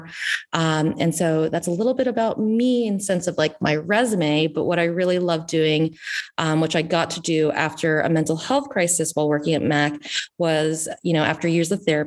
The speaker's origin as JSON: {"language": "English", "region": "the South", "country": "United States", "tie": "born or raised there", "also_born_or_lived": "Washington, D.C.", "moved": "as an adult", "lives_now": "Northern California, United States", "said": "I grew up in the South"}